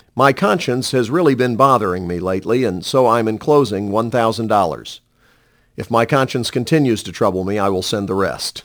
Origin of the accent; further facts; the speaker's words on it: Montreat, North Carolina, United States; I was sixteen years old and regularly attending a home Bible study and praise service in Montreat, my hometown.